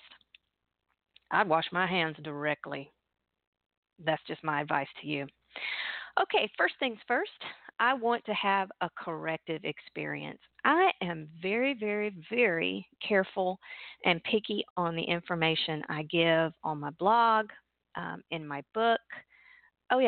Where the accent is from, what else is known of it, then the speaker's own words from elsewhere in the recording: outside Pensacola, Florida, United States; I was raised outside Pensacola, Florida, you know, Gulf of Mexico.